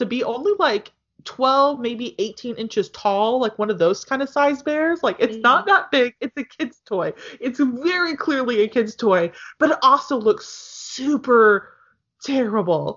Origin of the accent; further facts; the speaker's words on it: United States; I'm American